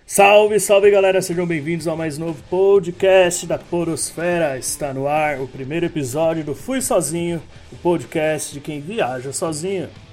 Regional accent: Santo André, São Paulo, Brazil; sou de Santo André, São Paulo

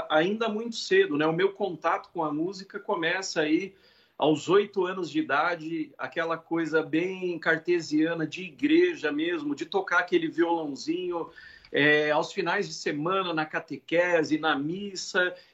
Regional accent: Marília, São Paulo, Brazil; E eu vim da cidade de Marília, interior de São Paulo, e, cara, só tinha um conservatório e era muito caro na época.

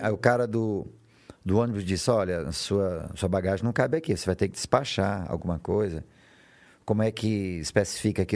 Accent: São João dos Patos, Maranhão, Brazil; moved away; also born or lived in São Luís; São João dos Patos, onde, onde, onde eu comecei, que é a minha terra. Depois eu, eu, eu me mudei para São Luís.

